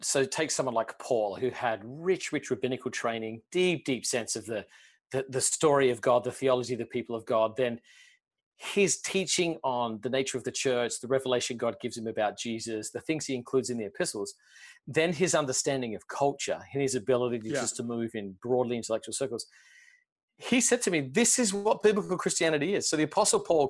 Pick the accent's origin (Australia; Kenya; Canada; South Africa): Australia; now in United States; I grew up in Australia